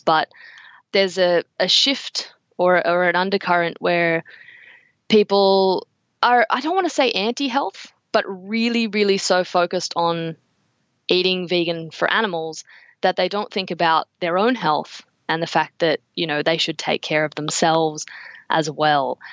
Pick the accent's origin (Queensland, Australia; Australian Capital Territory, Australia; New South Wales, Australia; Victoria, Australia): Australian Capital Territory, Australia; Canberra; I grew up in Canberra.